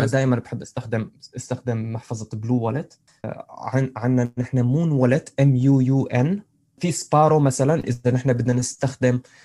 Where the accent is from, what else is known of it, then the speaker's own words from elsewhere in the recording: Syria; أنا، أنا سوري